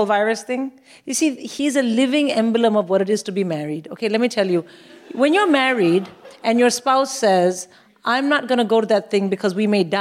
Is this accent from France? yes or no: no; India; now in United Kingdom; I'm from India